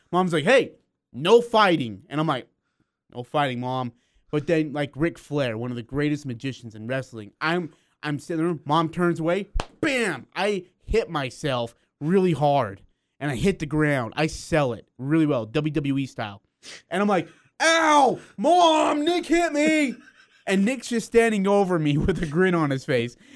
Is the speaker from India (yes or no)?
yes; India; Okay, so he's from California. I'm from India.